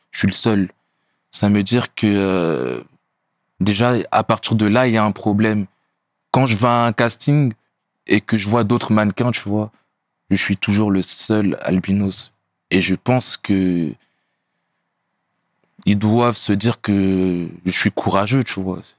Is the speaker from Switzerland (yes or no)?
no; France; Pourtant, je suis français, tu vois.